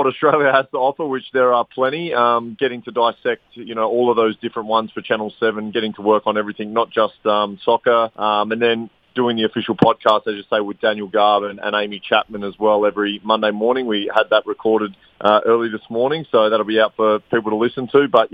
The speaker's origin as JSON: {"language": "English", "town": "Blackburn", "region": "North West England", "country": "United Kingdom", "said": "I'm from Blackburn"}